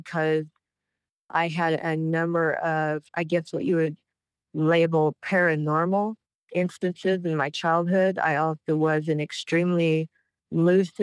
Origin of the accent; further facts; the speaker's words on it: Idaho, United States; moved away; also born or lived in Flagstaff, Arizona; I was born and raised in the Pacific Northwest in Idaho